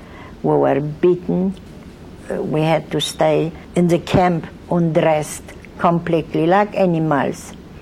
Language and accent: English; Krakow, Lesser Poland, Poland; moved away; I was born in Krakow, Poland, and I am a Holocaust survivor.